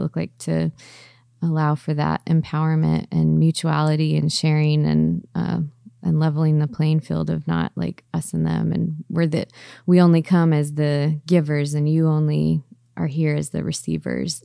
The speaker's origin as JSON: {"language": "English", "region": "Southern California", "country": "United States", "tie": "born or raised there", "said": "I grew up in Southern California"}